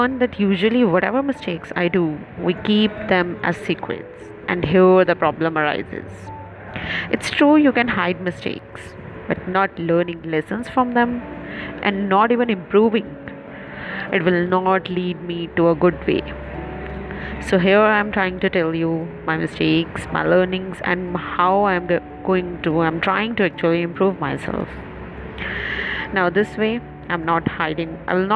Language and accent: English; India; I'm from India, 28-year-old married woman